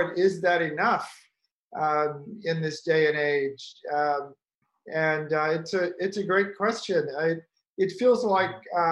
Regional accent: the South, United States; I'm actually from the South and from family of hunters, we would shoot meat, deer, rabbits, and then eat it. So I grew up with a gun rack in the middle of my den

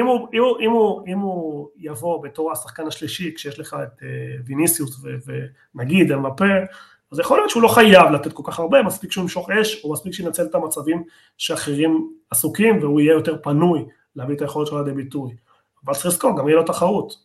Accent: Argentina; אני ארגנטינאי

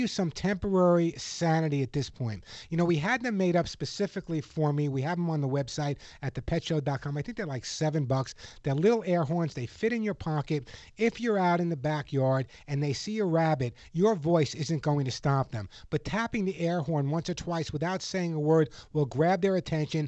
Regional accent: Long Island, New York, United States; growing up on Long Island

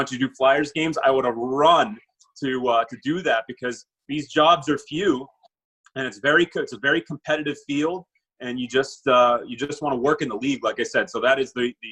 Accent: Murrysville, Pennsylvania, United States; growing up in Murraysville in the early 90s

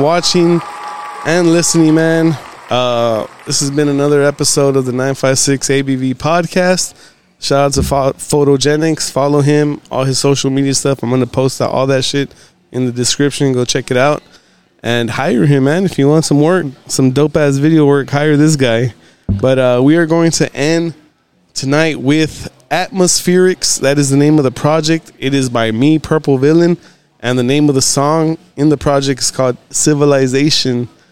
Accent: Texas, United States; also born or lived in California; I came back down here probably when I was like three or four

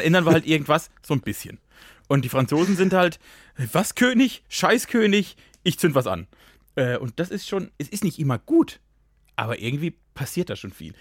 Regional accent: Germany; moved away; ich komme ja fast aus Frankreich

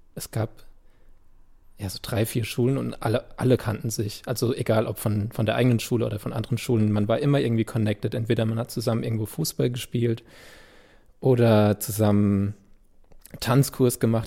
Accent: Landau, Rhineland-Palatinate, Germany; first language German; an Gottramstein, wo ich aufgewachsen bin

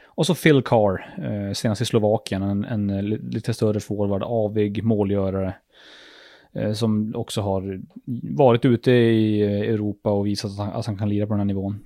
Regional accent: Luleå, Norrbotten County, Sweden; Vi är ju från Luleå

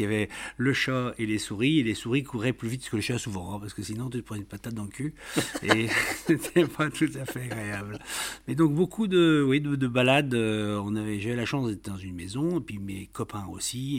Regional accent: the Nord, Hauts-de-France, France; moved away as an adult; also born or lived in Rhône-Alpes; j'ai quitté le Nord, c'est pas pour rien d'ailleurs. Quand à 26 ans, je cherche un travail

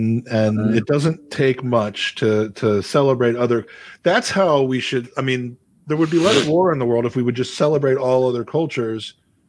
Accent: United States; I'm American.

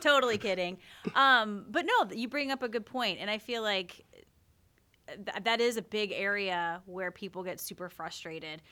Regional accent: South Carolina, United States; now in Oregon, United States; I'm from South Carolina

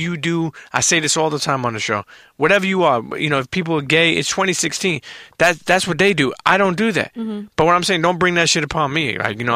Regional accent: New York City, New York, United States; moved away as an adult; now in New Jersey, United States; I grew up in Brooklyn all my life

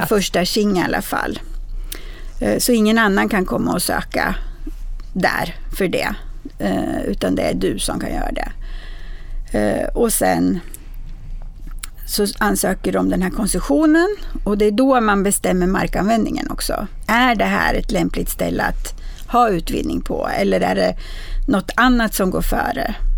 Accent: Bergslagen, Sweden; Bergslagen, där jag kommer ifrån

